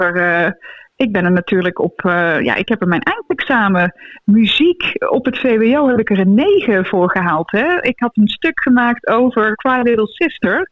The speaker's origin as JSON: {"language": "Dutch", "region": "North Brabant", "country": "Netherlands", "said": "ik kom uit het, eh, uit het Brabantse land"}